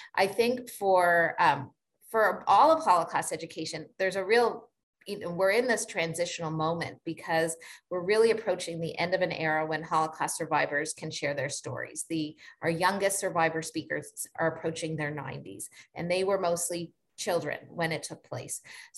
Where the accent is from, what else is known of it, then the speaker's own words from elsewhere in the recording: Canada; Like, we're Canadian, we may have come from our own places of trauma, of genocide.